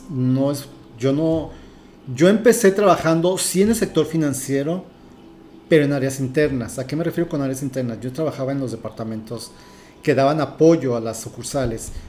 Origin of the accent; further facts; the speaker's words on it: Mexico City, Mexico; now in Tijuana, Mexico; Mira, soy de la Ciudad de México, tengo 34 años viviendo aquí en la ciudad de Tijuana.